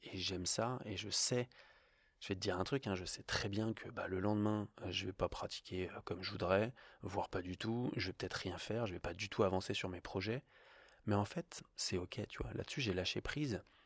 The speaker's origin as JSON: {"language": "French", "town": "Paris", "region": "Île-de-France", "country": "France", "moved": "yes", "lives_now": "Annecy, France", "said": "je viens de Paris"}